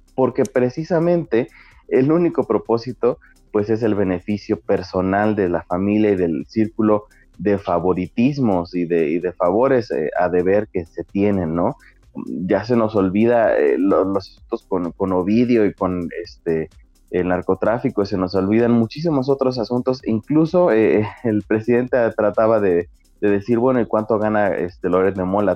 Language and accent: Spanish; Mexico; como público mexicano